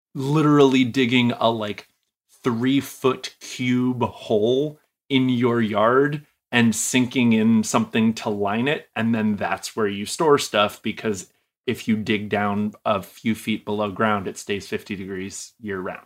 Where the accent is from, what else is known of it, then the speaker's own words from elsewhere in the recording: New England, United States; moved away; I'm originally from New England